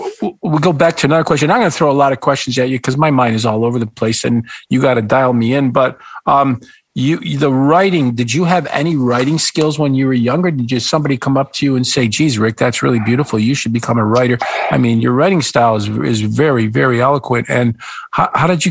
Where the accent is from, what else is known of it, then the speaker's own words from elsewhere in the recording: Niagara Falls, New York, United States; also born or lived in Grand Island, New York; When I grew up in Niagara Falls before I moved to Grand Island.